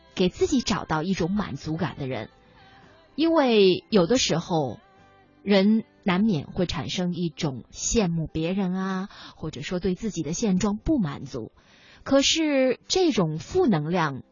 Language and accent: Chinese; Liaoning, China; 记得我很小的时候，我在看我们辽宁省的春晚